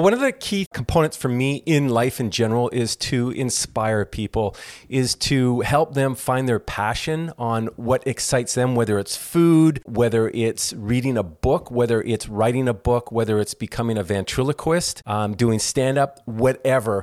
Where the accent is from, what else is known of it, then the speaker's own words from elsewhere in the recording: Toronto, Ontario, Canada; now in Southern California, United States; I'm originally from Toronto, Canada, and I grew up in the comedy acting world of Toronto.